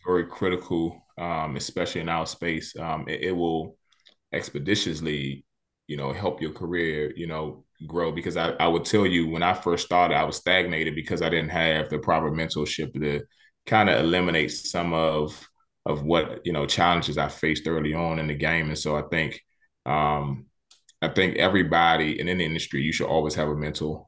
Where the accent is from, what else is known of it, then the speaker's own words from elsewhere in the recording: Washington, District of Columbia, United States; I grew up in Southeast D C.